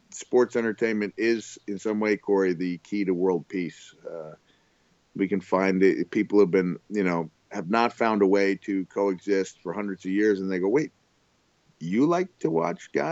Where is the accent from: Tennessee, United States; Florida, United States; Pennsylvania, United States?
Florida, United States; Orlando; coming to my hometown. You're coming to Orlando.